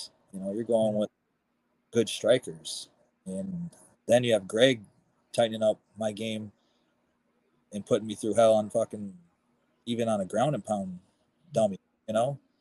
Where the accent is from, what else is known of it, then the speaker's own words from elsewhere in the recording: Mount Pleasant, Michigan, United States; in my hometown, one of my first boxing coaches, Thomas Chamberlain, Fighting Chance Boxing